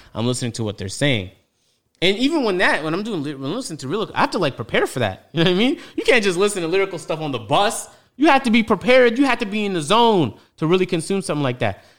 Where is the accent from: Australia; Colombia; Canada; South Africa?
Canada; Toronto, Ontario; I'm from Toronto, so when he's talking about Kennedy Road, I'm like, yeah, I know